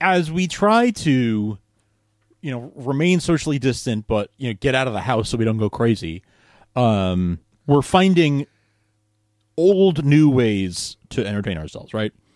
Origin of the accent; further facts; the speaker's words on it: New York, United States; growing up in New York